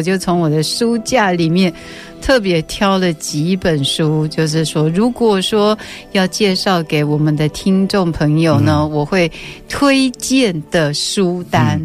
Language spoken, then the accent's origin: Chinese; Taiwan; 我是一个台湾出生长大的女孩